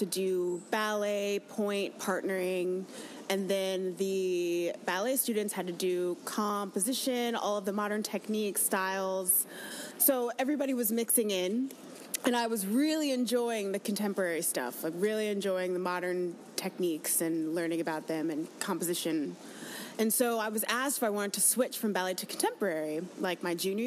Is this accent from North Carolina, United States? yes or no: yes; Raleigh, North Carolina, United States; moved away as an adult; also born or lived in Winston-Salem, North Carolina; now in New York, United States; Raleigh, North Carolina